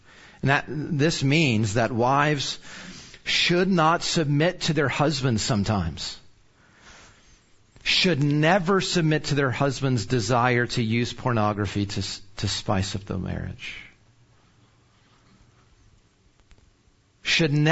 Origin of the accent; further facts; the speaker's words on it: Arlington, Texas, United States; I'm from Arlington originally. So our families were here